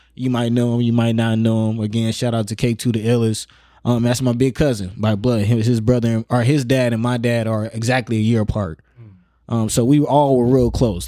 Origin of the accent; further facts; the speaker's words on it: Omaha, Nebraska, United States; also born or lived in Florida / Georgia / Miami; growing up in North Omaha